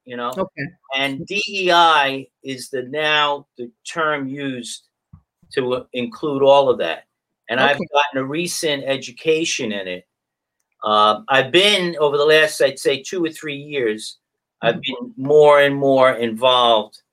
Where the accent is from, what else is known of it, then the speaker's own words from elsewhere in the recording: Mount Vernon, New York, United States; where I grew up in Mount Vernon